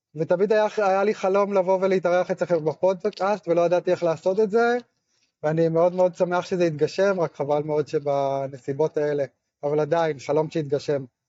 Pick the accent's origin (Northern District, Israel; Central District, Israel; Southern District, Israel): Northern District, Israel; Afek; moved away as an adult; also born or lived in Mitzpe Ramon; now in Nir Yitzhak, Israel; אני יליד קיבוץ אפק שבצפון.